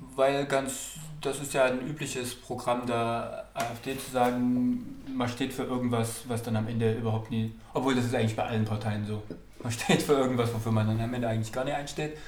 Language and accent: German; East Germany, Germany; als Ossis